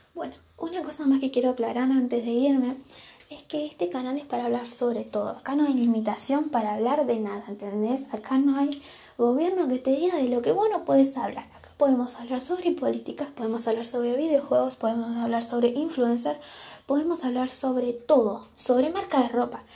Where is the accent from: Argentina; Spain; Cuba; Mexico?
Argentina; Soy de Argentina, tengo 16 años